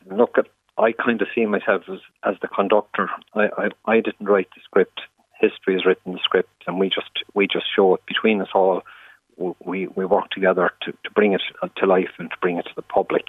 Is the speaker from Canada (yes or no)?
no; Ireland; It's a part of what we are as Irish people